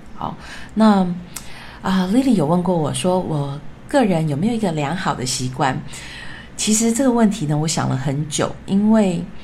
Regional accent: Taiwan; moved away as an adult; also born or lived in France / United States; 我是从小在台湾长大的小孩

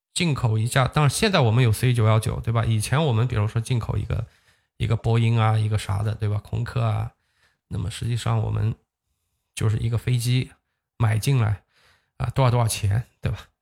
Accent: Huzhou, Zhejiang, China; 它好像是一个注册在我老家的一个公司吧

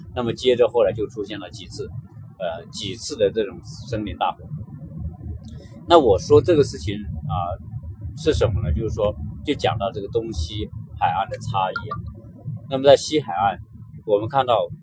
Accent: China; now in Los Angeles, United States; 我们中国人，来到美国

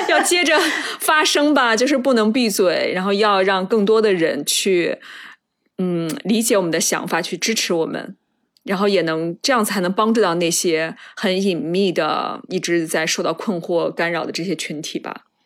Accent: Shandong, China; moved away; 我小时候是生活在山东嘛

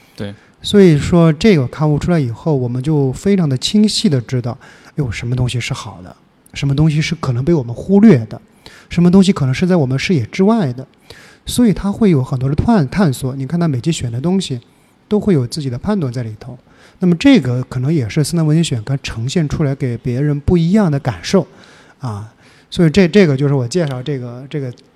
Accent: Jiangxi, China; now in Shanghai, China; 我是江西的

